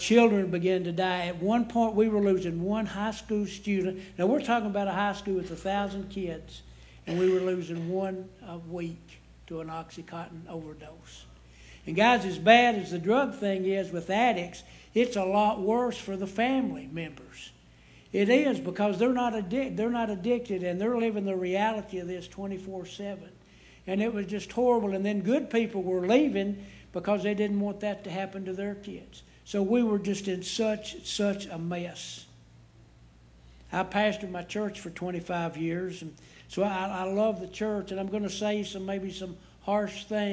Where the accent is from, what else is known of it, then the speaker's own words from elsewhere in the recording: Clay County, Kentucky, United States; I love my hometown